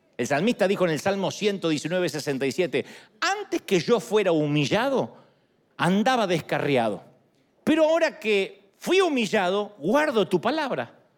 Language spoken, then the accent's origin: Spanish; Argentina; moved away; Yo soy argentino